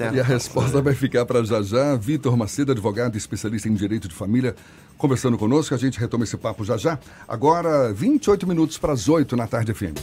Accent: Minas Gerais, Brazil; eu sou mineiro

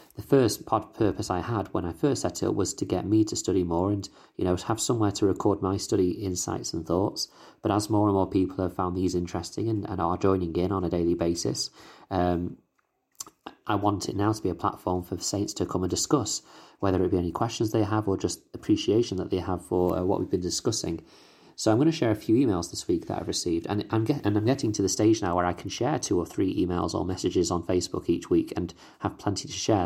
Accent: United Kingdom; accent: British

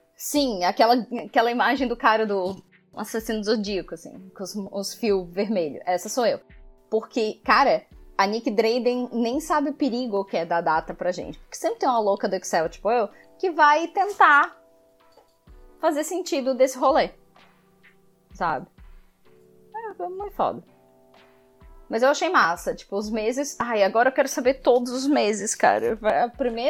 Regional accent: Brazil; a gente é brasileiro

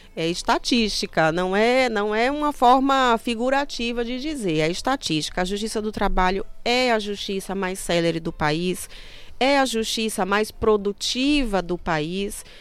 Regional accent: Sergipe, Brazil; moved away; also born or lived in Pará; Eu sou sergipana

